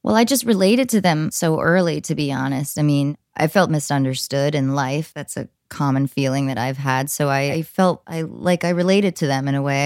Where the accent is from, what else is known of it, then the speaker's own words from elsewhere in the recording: New Jersey, United States; I grew up in New Jersey